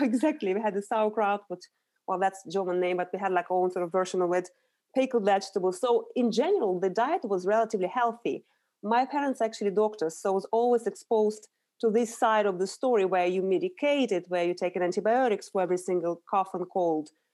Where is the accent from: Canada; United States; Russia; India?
Russia; Urals; moved away as an adult; now in London, United Kingdom; So I grew up in Russia. I was born in the very industrial area of Russia, in the Urals.